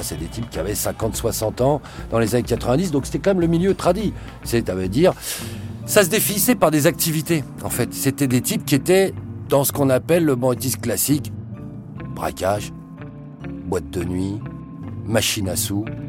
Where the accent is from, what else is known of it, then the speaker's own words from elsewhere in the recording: Pantin, Île-de-France, France; quand j'étais jeune, à Pantin, voilà, ils vendaient déjà des barrettes à la cité à côté de chez moi